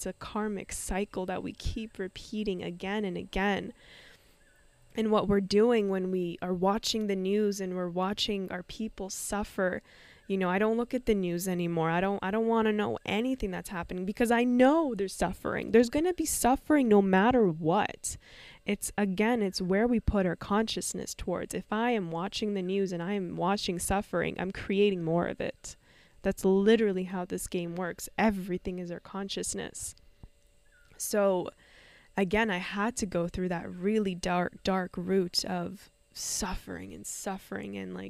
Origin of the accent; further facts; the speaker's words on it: Canada; I was raised in Canada and all in peace.